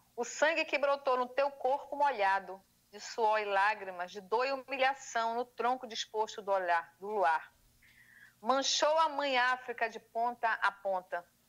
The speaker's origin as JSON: {"language": "Portuguese", "region": "Pará", "country": "Brazil", "said": "Como uma boa paraense"}